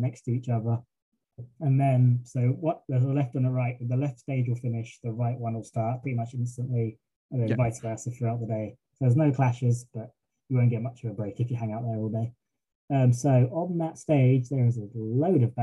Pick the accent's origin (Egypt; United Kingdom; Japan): United Kingdom; England; I'm English